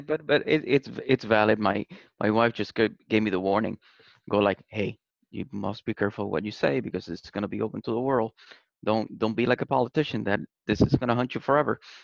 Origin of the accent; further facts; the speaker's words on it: Puerto Rico; now in United States; I was born in Puerto Rico, raised in Puerto Rico